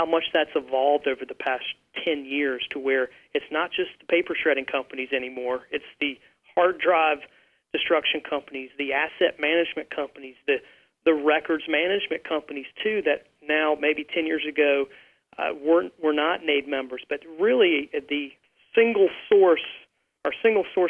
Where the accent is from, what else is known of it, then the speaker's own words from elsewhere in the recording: the South, United States; I'm from the South